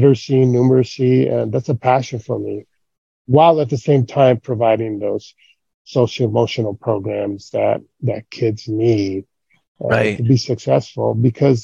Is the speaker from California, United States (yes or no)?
yes; Gridley, California, United States; moved away as an adult; also born or lived in Oxnard, California / Monterey, California; I was born and raised in Gridley